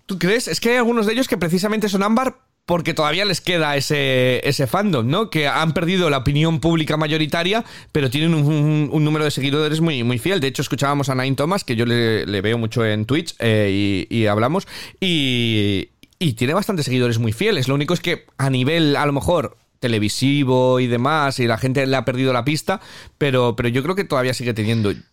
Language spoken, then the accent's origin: Spanish; Spain; moved away as an adult; now in Manchester, United Kingdom; como español en Reino Unido